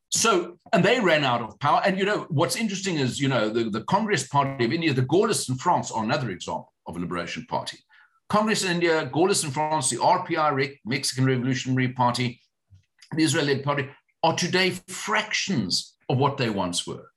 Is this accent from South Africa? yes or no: yes; South Africa; as a South African citizen